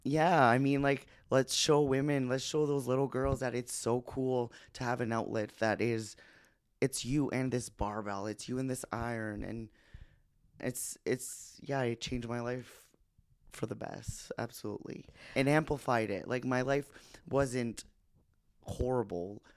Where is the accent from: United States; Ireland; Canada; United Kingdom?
Canada; New Brunswick; born or raised there; moved away as an adult